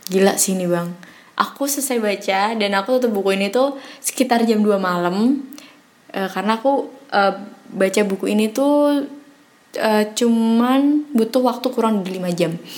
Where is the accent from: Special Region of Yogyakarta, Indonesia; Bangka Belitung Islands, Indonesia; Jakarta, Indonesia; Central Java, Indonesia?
Central Java, Indonesia; Semarang; perkenalkan … aku dari Semarang.